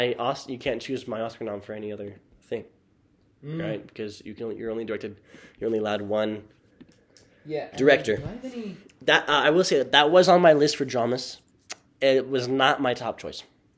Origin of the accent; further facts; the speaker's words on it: Utah, United States; We're from Utah